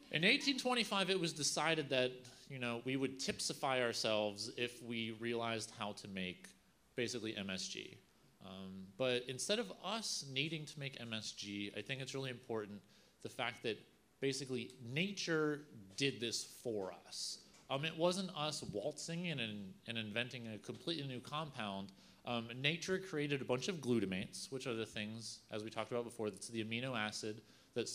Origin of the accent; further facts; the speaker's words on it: Virginia, United States; I'm from Virginia. We love cured ham there.